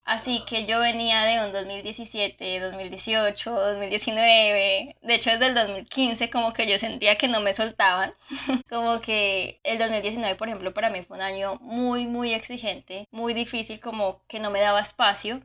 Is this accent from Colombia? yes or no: yes; Cartago, Valle del Cauca, Colombia; yo soy de Cartago